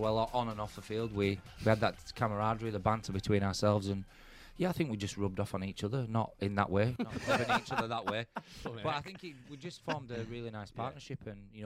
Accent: Huddersfield, Yorkshire and the Humber, United Kingdom; I was born and bred in Huddersfield.

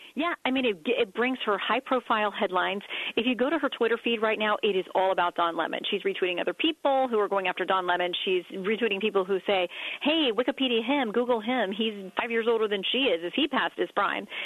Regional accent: Tallahassee, Florida, United States; moved away; I'm some kid from Tallahassee who wore hand-me-downs.

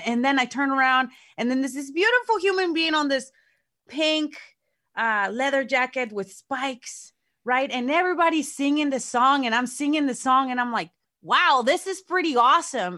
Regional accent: Mexico; moved away; me growing up in Mexico with exoticos

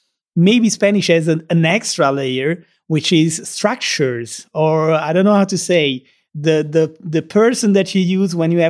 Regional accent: Naples, Campania, Italy; first language Italian; English is a second language; I'm from Italy, so my native language is Italian, but I'm from a specific region of Italy, which is the city of Naples, which in the past used to be its own kingdom.

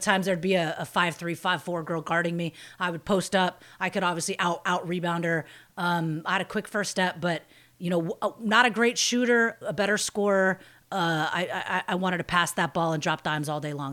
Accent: Bay Area, California, United States; I grew up in the Bay Area

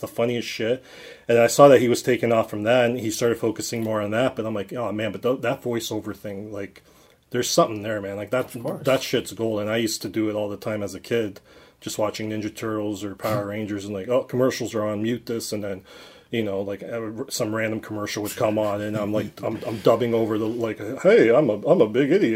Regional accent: Cambridge, Ontario, Canada; born and raised in Cambridge, Ontario

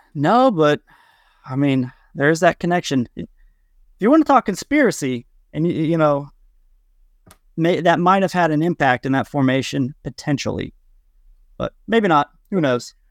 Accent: Kansas, United States; from Kansas, as a Midwesterner

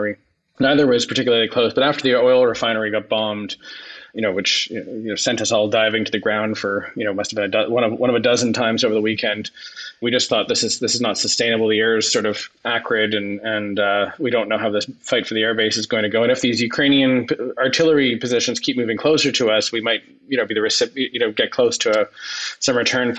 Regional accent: Ottawa, Ontario, Canada; I grew up in Stittsville

